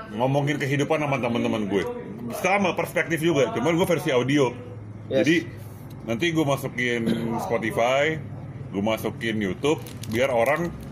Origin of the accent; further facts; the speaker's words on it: Jakarta, Indonesia; gua lahir Jakarta gede Jakarta